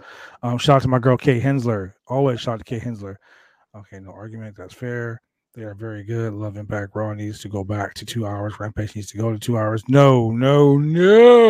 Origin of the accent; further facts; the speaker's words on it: Calgary, Alberta, Canada; I'm Canadian myself, brother, from Calgary, Alberta, baby, all day.